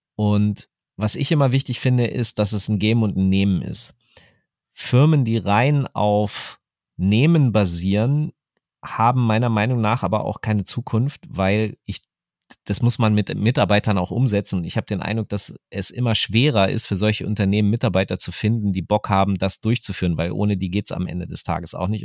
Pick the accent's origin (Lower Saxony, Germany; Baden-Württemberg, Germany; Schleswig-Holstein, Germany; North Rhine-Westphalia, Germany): Lower Saxony, Germany; Hanover; meiner Heimatstadt Hannover